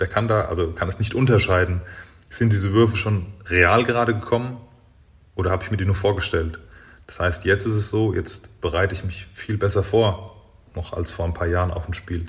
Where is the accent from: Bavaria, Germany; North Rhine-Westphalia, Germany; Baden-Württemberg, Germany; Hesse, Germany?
Bavaria, Germany; Großwallstadt region; moved away; ich bin jetzt in meiner Heimat wieder angekommen. Das war ein, am Ende Großwaldstadt